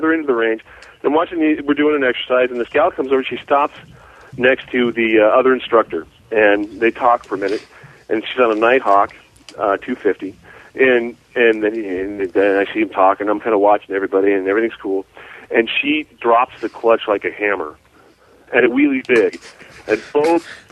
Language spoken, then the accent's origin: English; San Francisco Bay Area, California, United States; also born or lived in Utah; now in Canyon County, United States; I grew up in the San Francisco Bay Area, 45 minutes from Frisco